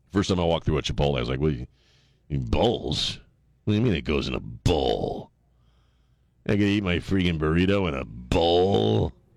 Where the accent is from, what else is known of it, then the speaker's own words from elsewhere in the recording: Annapolis, Maryland, United States; I grew up in Annapolis, man, Maryland.